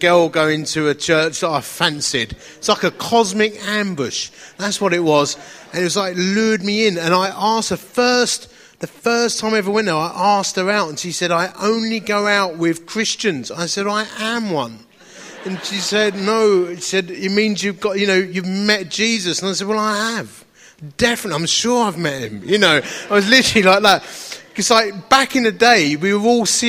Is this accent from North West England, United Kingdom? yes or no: no; Romford, East of England, United Kingdom; accent: Essex; As you can tell from my beautiful accent, I'm from a place called Romford in Essex